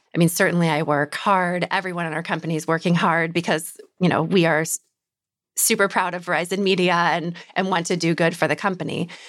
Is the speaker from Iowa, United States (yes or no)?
yes; Iowa, United States; moved away; I'm from Iowa